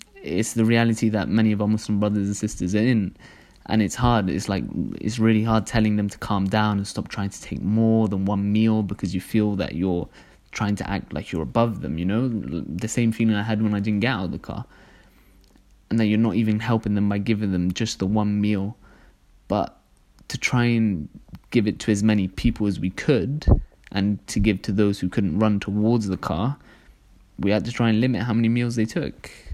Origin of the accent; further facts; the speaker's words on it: Cardiff, Wales, United Kingdom; also born or lived in London; I was born in London, but I moved here when I was really young, and my brothers got me going to Dar es as soon as we moved to Cardiff. And so I've kind of grown up